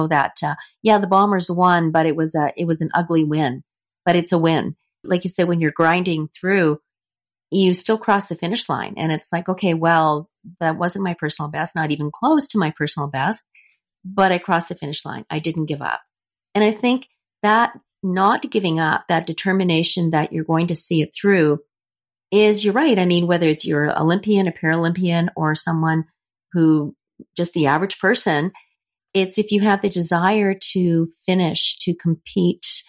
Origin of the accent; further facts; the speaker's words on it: Winnipeg, Manitoba, Canada; I was from Canada